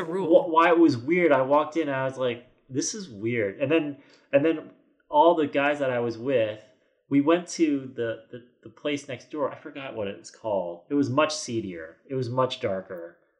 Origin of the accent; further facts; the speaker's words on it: United States; a kid growing up in America